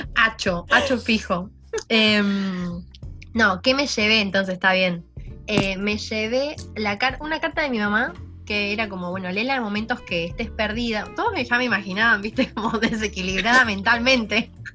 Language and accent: Spanish; Argentina; now in Spain